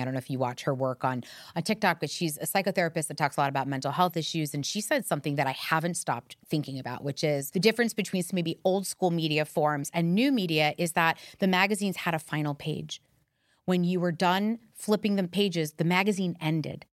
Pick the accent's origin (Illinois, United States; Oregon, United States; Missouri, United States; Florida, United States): Florida, United States; Miami; I grew up in Miami